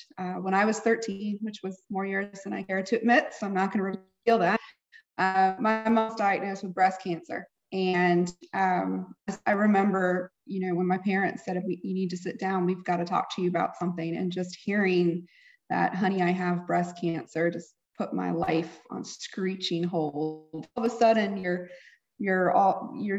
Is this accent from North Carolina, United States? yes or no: yes; Raleigh, North Carolina, United States; I am from Raleigh, North Carolina. I live here with my husband